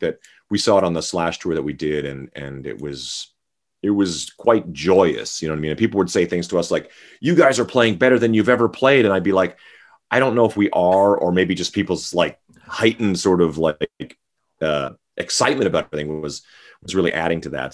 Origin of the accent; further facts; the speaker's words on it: Saskatchewan, Canada; also born or lived in Vancouver; now in Las Vegas, United States; I grew up in Saskatchewan